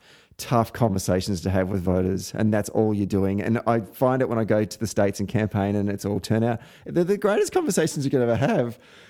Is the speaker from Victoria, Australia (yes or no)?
yes; Victoria, Australia; in my home state of Victoria